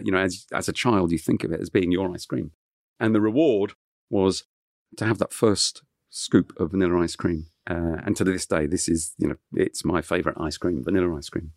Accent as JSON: {"language": "English", "area": "Kent", "region": "South East England", "country": "United Kingdom", "tie": "born or raised there", "first_language": "French", "second_language": "English", "said": "growing up in Kent, uh, w-, was just wonderful because it, it was in the countryside."}